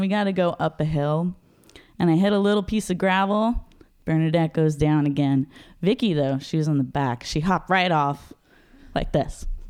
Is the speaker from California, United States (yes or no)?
yes; Los Angeles, California, United States; moved away as an adult; also born or lived in Seattle; I grew up in Los Angeles